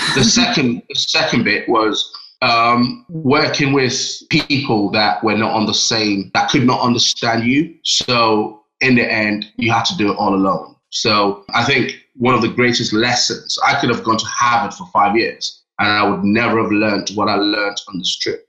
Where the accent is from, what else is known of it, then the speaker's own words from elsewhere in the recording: Nigeria; moved away as an adult; also born or lived in London, United Kingdom; now in United Kingdom; I was born in London next yeah. to uh, Westminster. And then I at a very young age, moved to Nigeria with my parents and lived there till I was 18.